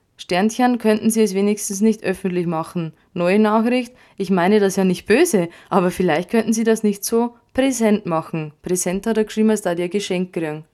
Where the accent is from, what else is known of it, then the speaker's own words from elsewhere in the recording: Bavaria, Germany; bei uns in Bayern